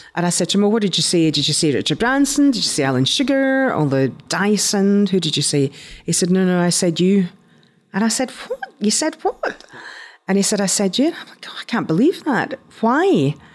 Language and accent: English; Scotland, United Kingdom; accent: Scottish; moved away as an adult; also born or lived in London / United States